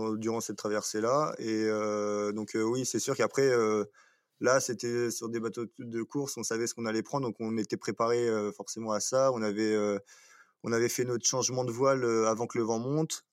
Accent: Cherbourg, Normandy, France; je suis originaire de Normandie à Cherbourg et du coup je fais du bateau depuis que je suis tout petit

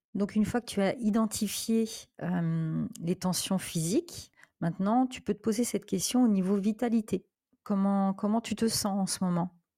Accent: France; moved away as an adult; now in Portugal; je suis originaire de France et actuellement, je, je vis au Portugal depuis deux ans

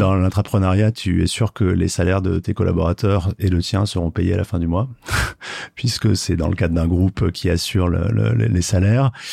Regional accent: Marseille, Provence-Alpes-Côte d'Azur, France; now in Paris, France; je suis marseillais, euh, mais maintenant, ça fait assez longtemps que j'habite Paris

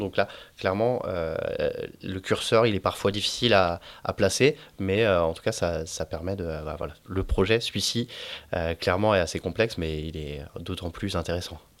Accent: Saint-Malo, Brittany, France; je suis né à Saint-Malo

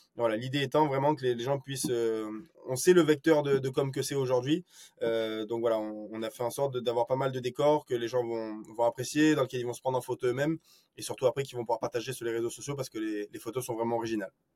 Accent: Marseille, Provence-Alpes-Côte d'Azur, France; moved away as an adult; also born or lived in Rennes; sur Marseille, qui est euh, bah, moi ma, ville natale

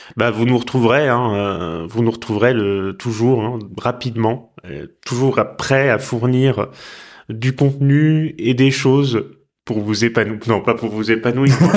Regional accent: Tours, Centre-Val de Loire, France; moved away; also born or lived in Rouen; quand je quittais Rouen, quand j'étais petit pour retourner à Tours où j'habitais

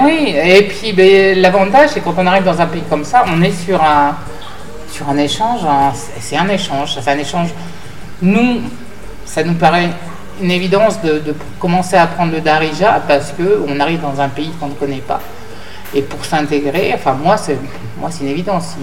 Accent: France; on est des Occidentaux, on est des Français.

